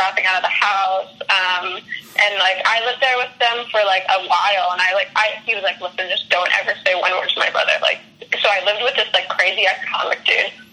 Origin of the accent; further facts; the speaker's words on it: Canada; moved away as an adult; I'm Canadian